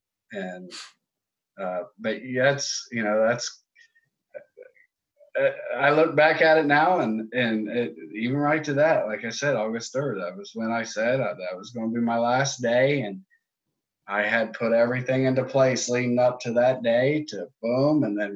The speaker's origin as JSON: {"language": "English", "region": "Ohio", "country": "United States", "moved": "as an adult", "said": "So I moved from Ohio down here about 7 years ago."}